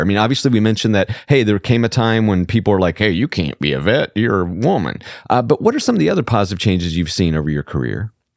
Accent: rural Southwest Georgia, United States; I grew up in rural Southwest Georgia

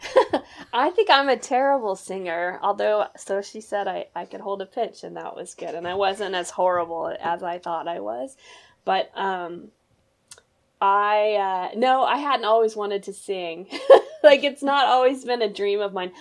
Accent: Missouri, United States; my hometown here where I live in Missouri

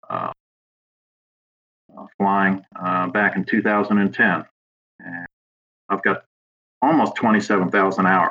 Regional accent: Long Island, New York, United States; now in Virginia, United States; originally I'm from Long Island, New York

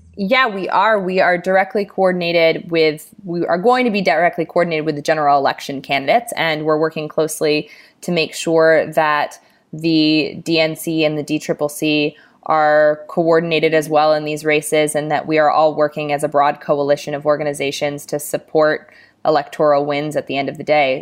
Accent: Los Angeles, California, United States; my hometown in Los Angeles, California

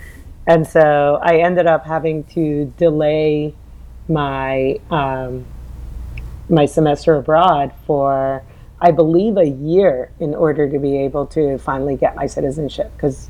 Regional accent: New York City, New York, United States; also born or lived in Tehran, Iran; I was raised in America. I consider myself a New Yorker 100%, but I'm still not American. There is something distinctly immigrant about me

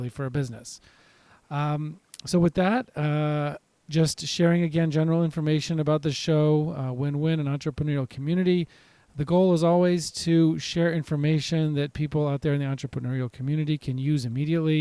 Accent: Nashville, Tennessee, United States; my hometown of Nashville

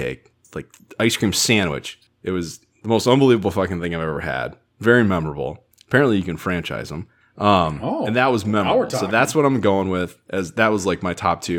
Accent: Minnesota, United States; my hometown and in our state

